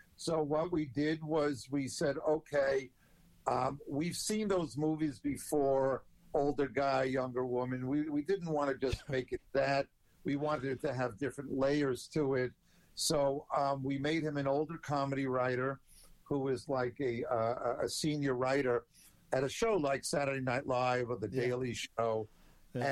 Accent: Long Island, New York, United States; I'm a Jew from Long Island

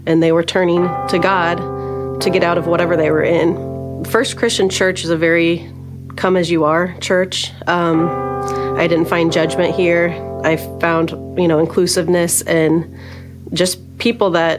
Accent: Gibson City, Illinois, United States; I'm from the Gibson City area

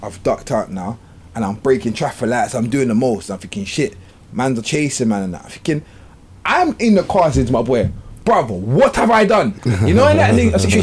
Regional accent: London, United Kingdom; I'm from South London

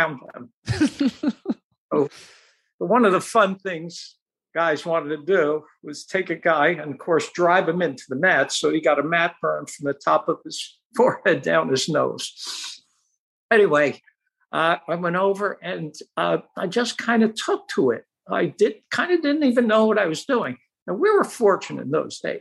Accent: Newark, New Jersey, United States; I grew up in Center City, Newark, a little towards the north

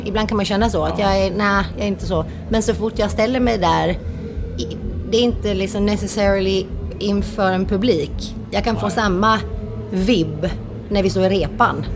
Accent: Timmernabben, Kalmar County, Sweden; Jag är ju från Timmernabben. Ja. ja, Mönsterås kommun. Och uppvuxen på den festivalen

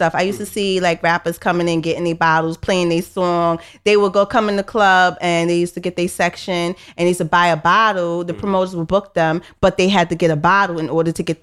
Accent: New York City, New York, United States; I'm from Brooklyn, New York

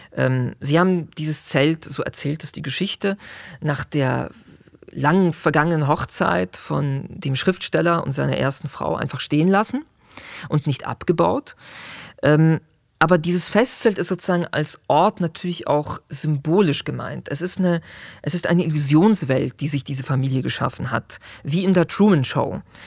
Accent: Zurich, Switzerland; ich kenne Schwammending, wo ich groß geworden bin in Zürich

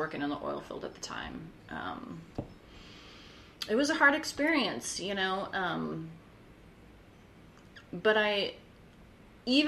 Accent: Wisconsin, United States; also born or lived in North Dakota; now in Corpus Christi, United States; I'm from Wisconsin originally

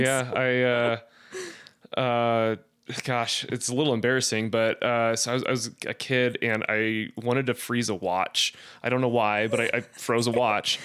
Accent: Blackfoot, Idaho, United States; moved away; also born or lived in Arizona; growing up in Idaho, it was very small. Uh, I think the population of Blackfoot at that time was, like, eight thousand people

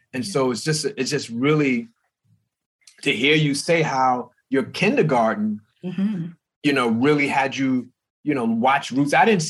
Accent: New York, United States; So I grew up in the North in New York.

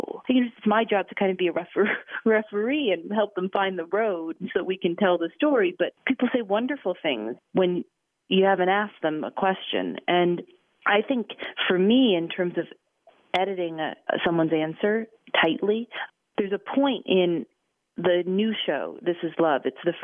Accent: Chicago, Illinois, United States; My father was in radio. I grew up in Chicago around some pretty radio, you know, greats.

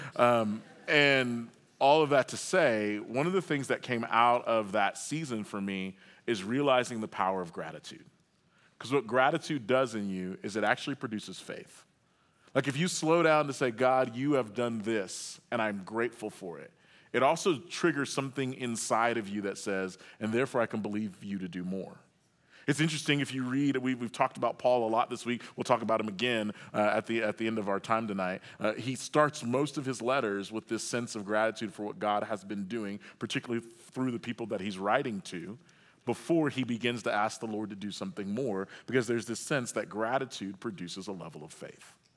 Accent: Oklahoma, United States; I grew up in Oklahoma

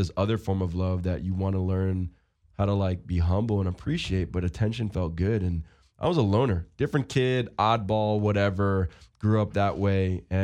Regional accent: Seaford, New York, United States; also born or lived in Syosset, New York / West Hempstead, New York; But I grew up in Seaford.

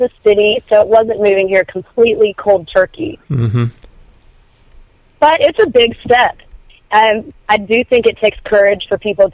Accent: Spartanburg, South Carolina, United States; moved away as an adult; now in Nashville, United States; back in my hometown, even though I come from one of the leading middle-sized cities of musicians, Spartanburg, South Carolina

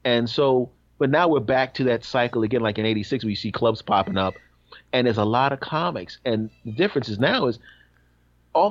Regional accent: Philadelphia, Pennsylvania, United States; my hometown, Philadelphia

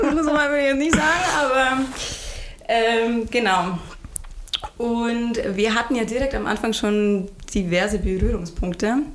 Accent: Tettenwang, Bavaria, Germany; Aber ursprünglich komme ich aus Tettenwang.

